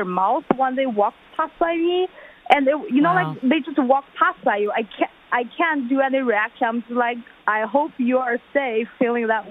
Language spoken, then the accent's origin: English; China; now in United States; my hometown